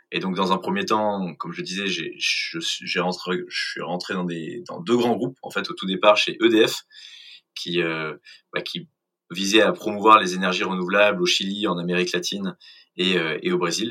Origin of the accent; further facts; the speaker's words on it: Clamart, Île-de-France, France; also born or lived in England / Brazil / Mexico; je suis euh, originaire de Clamart, de la banlieue parisienne